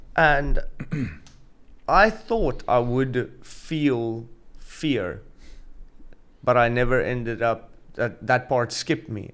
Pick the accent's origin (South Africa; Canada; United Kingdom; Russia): South Africa; moved away as an adult; also born or lived in Gansbaai, South Africa; now in Saudi Arabia; I'm South African